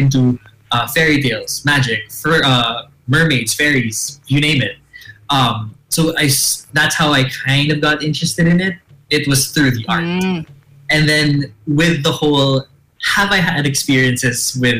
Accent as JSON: {"language": "English", "country": "Philippines", "also_born_or_lived": "Siargao", "said": "I am Filipino"}